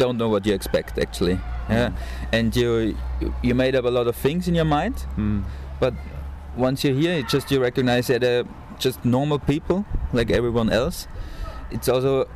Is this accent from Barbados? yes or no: no; Austria; I'm from Austria